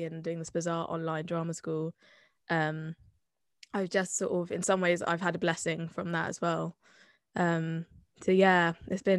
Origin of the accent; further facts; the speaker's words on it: Bath, South West England, United Kingdom; accent: Somerset; I'm from Bath. I'm from Somerset. I didn't really adopt the Somerset accent until much later in life, but I wear it with pride.